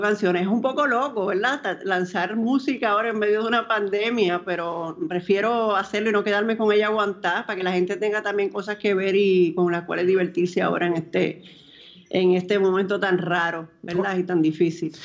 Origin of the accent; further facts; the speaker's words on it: Dominican Republic; para mí como dominicana